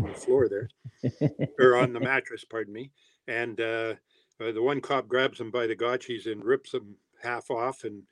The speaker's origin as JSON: {"language": "English", "town": "Timmins", "region": "Ontario", "country": "Canada"}